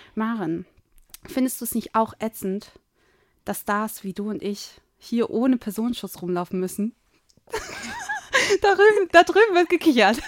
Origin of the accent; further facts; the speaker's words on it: Hamburg, Germany; Ich komme eigentlich aus Hamburg